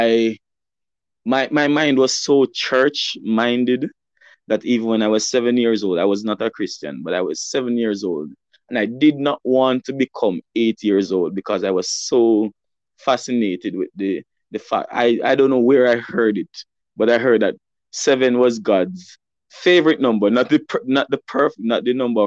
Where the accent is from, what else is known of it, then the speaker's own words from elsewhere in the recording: Alexandria, Saint Ann, Jamaica; I'm from St. Anne, and I'm currently sitting right now in my childhood home, where I grew up